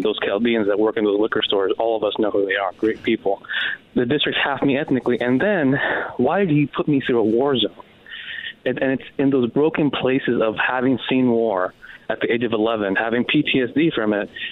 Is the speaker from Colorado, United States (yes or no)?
no; San Diego, California, United States; also born or lived in Gaza; I was born and raised in East County